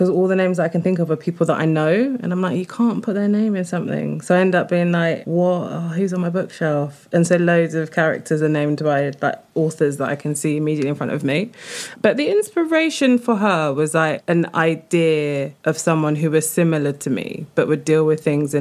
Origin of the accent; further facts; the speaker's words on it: London, United Kingdom; I grew up in Streatham, which is, I don't think, ever going to turn, but I loved it